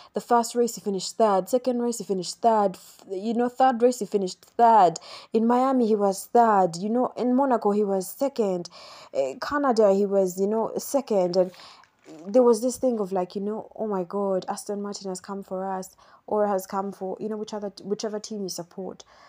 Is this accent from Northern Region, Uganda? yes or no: no; Kampala, Central Region, Uganda; I am from Uganda. I'm from Kampala, Uganda.